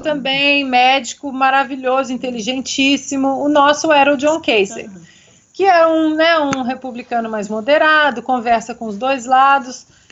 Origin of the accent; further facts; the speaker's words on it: Minas Gerais, Brazil; eu como uma boa mineira